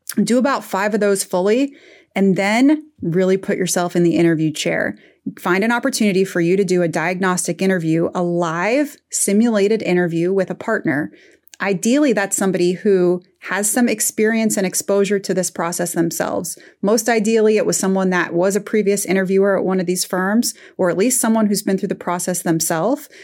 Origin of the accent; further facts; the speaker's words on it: Midwest, United States; also born or lived in Northern Afghanistan; I'm from the Midwest, from a family of engineers